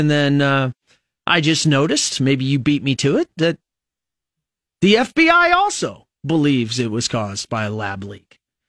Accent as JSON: {"language": "English", "country": "United States"}